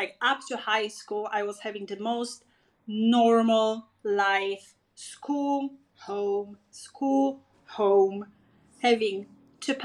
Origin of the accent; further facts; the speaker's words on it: Przysucha, Masovian Voivodeship, Poland; moved away as an adult; now in South America; I was born in a tiny, tiny town in central Poland